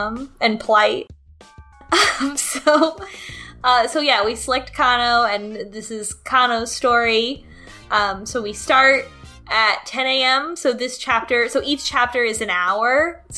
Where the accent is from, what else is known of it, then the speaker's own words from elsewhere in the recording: United States; as an American.